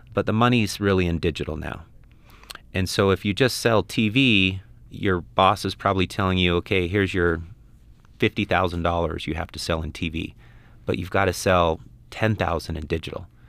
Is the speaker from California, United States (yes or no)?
no; Ogden, Utah, United States; moved away as an adult; also born or lived in Guatemala / Belize; I'm from Ogden, Utah